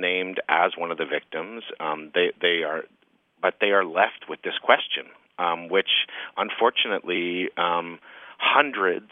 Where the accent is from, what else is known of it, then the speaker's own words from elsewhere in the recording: Canada; as a Canadian storyteller